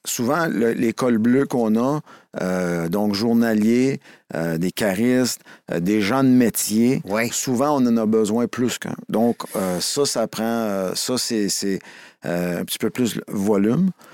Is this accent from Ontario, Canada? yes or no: no; Montreal, Quebec, Canada; also born or lived in Joliette; j'ai grandi dans, à Montréal, sur l'ouest de l'île, plus mm. anglophone que ça, ça n'existe pas